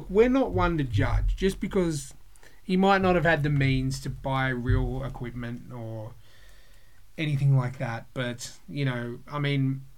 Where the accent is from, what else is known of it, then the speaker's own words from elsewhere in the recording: Blacktown, New South Wales, Australia; I grew up in the mean streets of Blacktown.